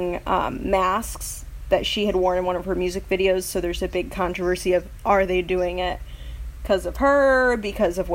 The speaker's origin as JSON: {"language": "English", "region": "Michigan", "country": "United States", "said": "I'm from Michigan"}